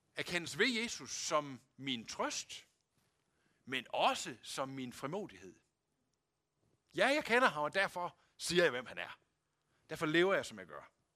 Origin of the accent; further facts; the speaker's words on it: Denmark